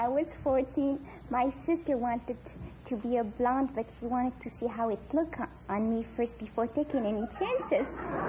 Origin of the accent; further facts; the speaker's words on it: Casablanca, Casablanca-Settat, Morocco; moved away; I was born in Casablanca.